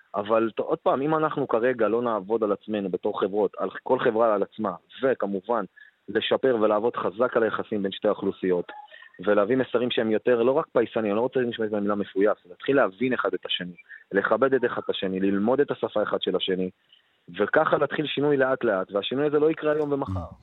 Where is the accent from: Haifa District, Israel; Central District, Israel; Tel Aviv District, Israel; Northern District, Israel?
Central District, Israel; Ramla; מרמלה, מאיפה שאני בא